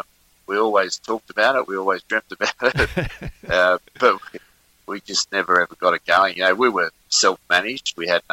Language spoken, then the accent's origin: English; Richmond, New South Wales, Australia; I was in my hometown of Richmond in New South Wales. I'm originally from New South Wales, up in Sydney, Hawkesbury, actually, in the Blue Mountains.